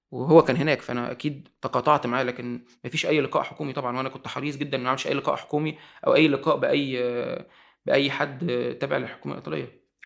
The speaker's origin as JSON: {"language": "Arabic", "country": "Egypt", "also_born_or_lived": "Italy", "said": "انا في الاخر مواطن مصري انا ما عنديش جنسيه ايطاليه"}